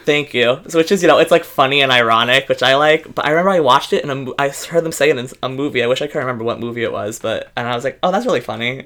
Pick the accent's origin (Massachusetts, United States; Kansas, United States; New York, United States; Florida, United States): New York, United States; New York City; I am born and raised in the Bronx